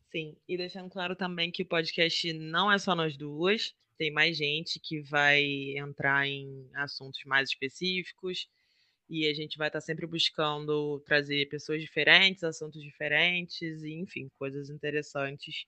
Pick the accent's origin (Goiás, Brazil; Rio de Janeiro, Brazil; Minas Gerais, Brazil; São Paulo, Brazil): Rio de Janeiro, Brazil